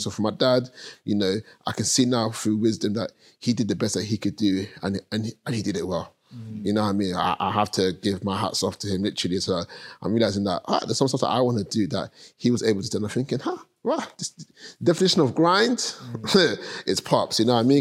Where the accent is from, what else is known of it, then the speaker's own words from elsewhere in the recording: London, United Kingdom; I grew up in Hackney, Premier State, two bedroom flat